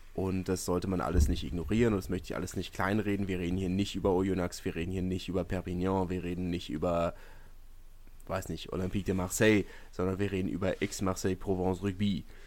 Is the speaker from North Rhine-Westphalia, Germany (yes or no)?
no; Berlin, Germany; als Berliner